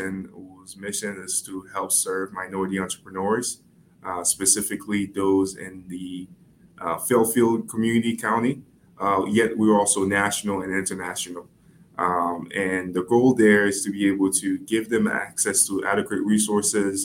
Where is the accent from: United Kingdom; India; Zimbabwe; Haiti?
Haiti; now in Connecticut, United States; I am originally from Haiti. I came to the States about 11 years ago